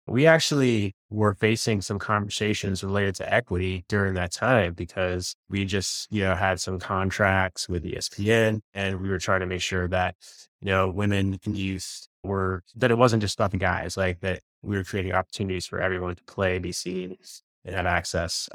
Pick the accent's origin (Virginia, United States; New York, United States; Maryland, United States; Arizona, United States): Virginia, United States; I grew up in Virginia